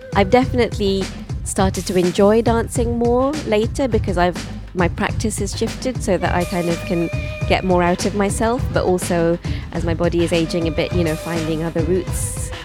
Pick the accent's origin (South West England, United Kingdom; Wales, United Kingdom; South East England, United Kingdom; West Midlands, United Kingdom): South West England, United Kingdom; Bristol; also born or lived in London; I was born in London and I spent my first five years living in East London. And then at the age of five, we moved to Bristol